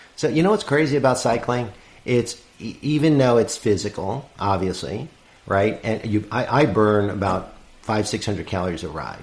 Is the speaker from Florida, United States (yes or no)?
no; New York City, New York, United States; I'm from New York City